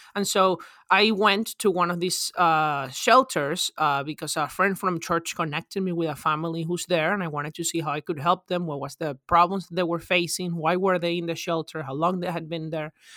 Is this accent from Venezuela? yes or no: yes; Venezuela; now in United States; I'm originally from Venezuela